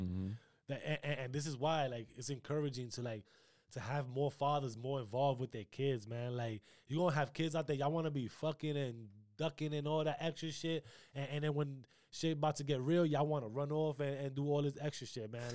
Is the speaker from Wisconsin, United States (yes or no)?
no; New York, United States; I'm from New York